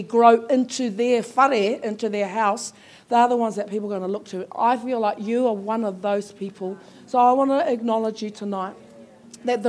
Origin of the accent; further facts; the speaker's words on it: Taranaki, New Zealand; moved away; I'm from Taranaki and I've recently returned, so that's where I belong now.